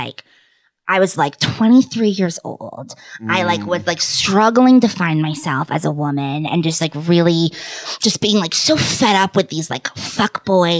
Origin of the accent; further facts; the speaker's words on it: the South, United States; You know, I grew up in the South.